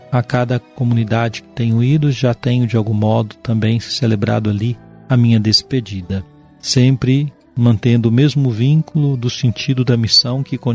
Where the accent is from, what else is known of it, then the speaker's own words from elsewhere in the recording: Juiz de Fora, Minas Gerais, Brazil; moved away as an adult; also born or lived in Belo Horizonte; now in Montes Claros, Brazil; deixando a minha cidade natal, Juiz de Fora, e transferindo-me em fevereiro de 2012 para a capital mineira